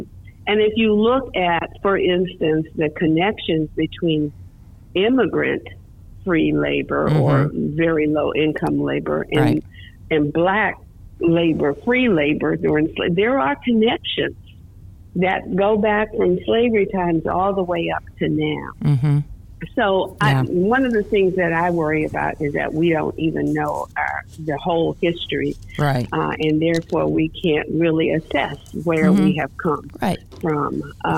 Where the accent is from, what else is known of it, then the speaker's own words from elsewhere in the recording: United States; now in Florida, United States; We came to Florida 10 years or 20 years or even 40 years ago, but we're not originally from Florida. And generally speaking, I mean, Americans, we really have, we see what we want to see.